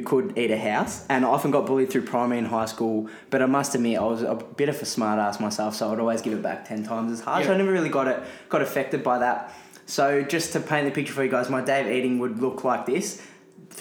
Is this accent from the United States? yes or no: no; Melbourne, Victoria, Australia; I had an easy childhood growing up in Airport West of Melbourne, Australia